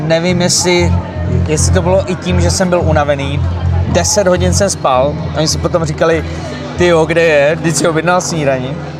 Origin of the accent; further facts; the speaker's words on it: Slavičín, Zlín Region, Czechia; moved away; jsem původem ze Slavičína.